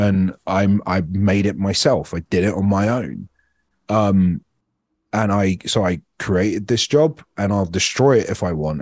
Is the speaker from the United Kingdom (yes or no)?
yes; United Kingdom; moved away as an adult; now in United States; being Indian but being British